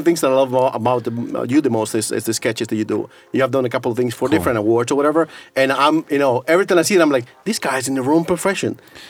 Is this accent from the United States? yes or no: yes; New York, United States; moved away as an adult; now in Estonia; I grew up in New York and people think I'm a Mexican